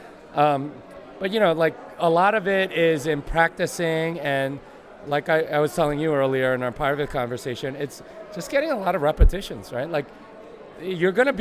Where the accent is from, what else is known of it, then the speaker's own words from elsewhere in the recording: Austin, Texas, United States; I'm from Austin, Texas. I want people to know that I'm from Texas.